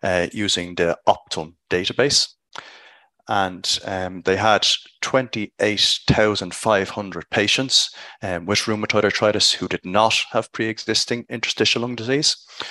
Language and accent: English; Dublin, Leinster, Ireland; from Dublin, Ireland, reporting for RoomNow from ACR 2022.